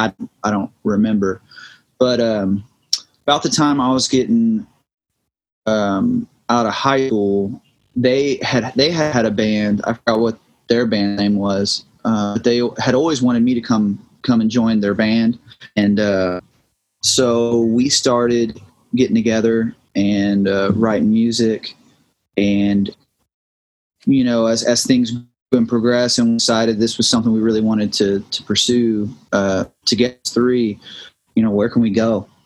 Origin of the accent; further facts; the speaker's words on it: southern Indiana, United States; moved away as an adult; now in Nashville, United States; I'm from southern Indiana.